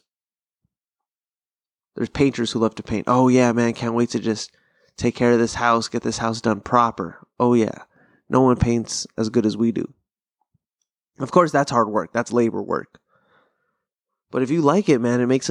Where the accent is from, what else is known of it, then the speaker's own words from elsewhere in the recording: Pasadena, California, United States; growing up in SoCal